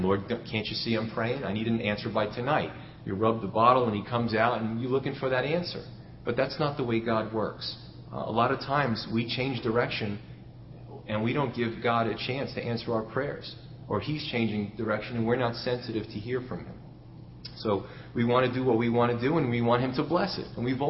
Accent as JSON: {"language": "English", "region": "New York", "country": "United States", "tie": "born or raised there", "said": "when I was a kid growing up in New York"}